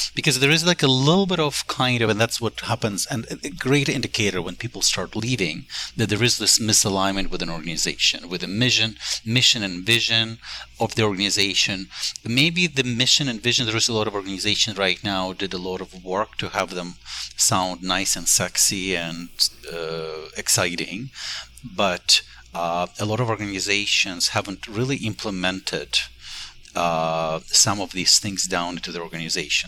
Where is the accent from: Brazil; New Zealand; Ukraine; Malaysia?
Ukraine; born or raised there; moved away as an adult; now in United States